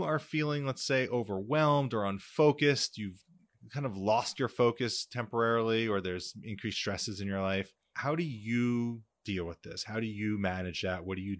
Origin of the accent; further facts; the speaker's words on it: New Jersey, United States; growing up in New Jersey